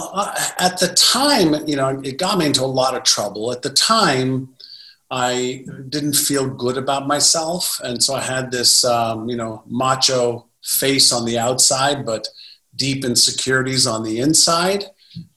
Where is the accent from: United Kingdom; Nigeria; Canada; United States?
Canada; Montreal, Quebec; English is a second language; also born or lived in Israel; When I moved from Israel to Montreal at 5 and a half, I was in kindergarten in Israel, went to grade one when I got to Montreal.